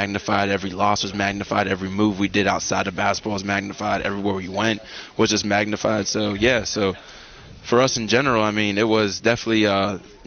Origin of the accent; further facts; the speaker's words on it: Pittsburgh, Pennsylvania, United States; moved away as an adult; I'm from Pittsburgh, Pennsylvania